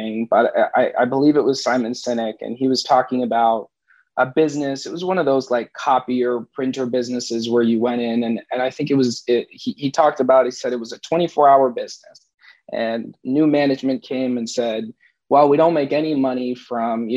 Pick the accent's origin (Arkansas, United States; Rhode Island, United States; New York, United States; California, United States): Rhode Island, United States; we're originally from Rhode Island